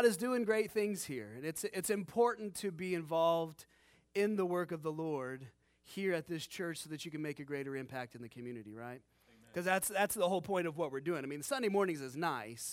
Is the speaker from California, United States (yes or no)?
no; Cincinnati, Ohio, United States; My wife and I, we grew up here in Ohio in the Cincinnati area